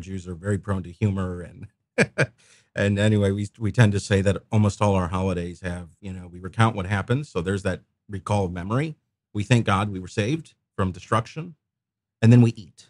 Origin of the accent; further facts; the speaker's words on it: St. Louis, Missouri, United States; also born or lived in Memphis, Tennessee; I was born in Memphis, but I've been in Saint Louis since I was a kid